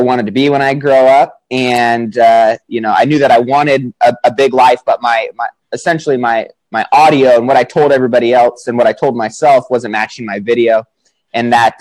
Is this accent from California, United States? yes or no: yes; Sacramento, California, United States; I'm from Sacramento, California, 29 years old